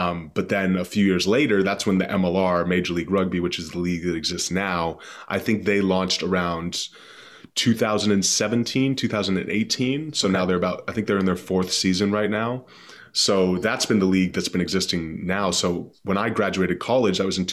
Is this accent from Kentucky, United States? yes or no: no; Boston, Massachusetts, United States; I grew up in the East Coast, just kind of northeast in Boston